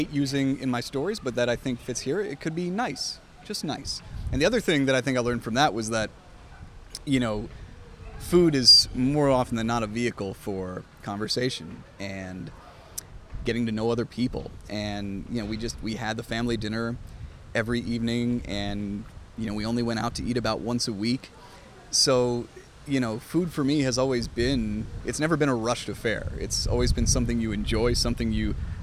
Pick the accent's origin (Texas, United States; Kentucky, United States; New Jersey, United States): New Jersey, United States; East Brunswick; now in Atlanta, United States; growing up in East Brunswick, New Jersey, a suburb about an hour outside of New York